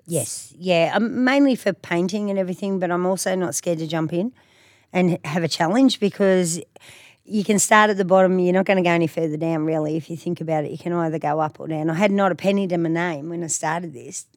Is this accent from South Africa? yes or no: no; country Victoria, Australia; moved away as an adult; now in Queensland, Australia; Victoria, in country Victoria. So, yeah, grew up down there